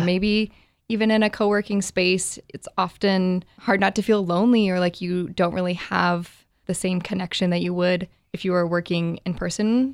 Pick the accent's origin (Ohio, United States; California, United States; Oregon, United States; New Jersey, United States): Oregon, United States; Bend; now in Portland, United States; I am an Oregonian, born and raised in Bend, Oregon, have been living in Portland for the last five years or so